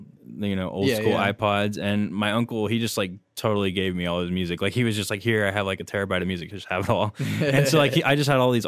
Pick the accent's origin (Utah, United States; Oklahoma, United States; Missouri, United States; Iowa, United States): Oklahoma, United States; Oklahoma City; I grew up in Oklahoma City, and I went to Hefner Middle School, Putnam City North High School